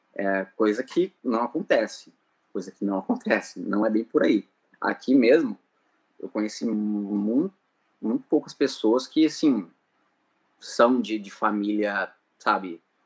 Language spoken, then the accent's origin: Portuguese; Lins, São Paulo, Brazil; moved away; eu sou de Lins, interior de São Paulo, uma cidade muito pequena, sabe?